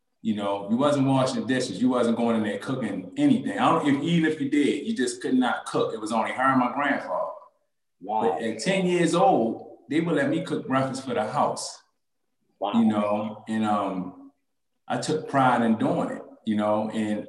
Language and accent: English; Baltimore, Maryland, United States; I grew up in West Baltimore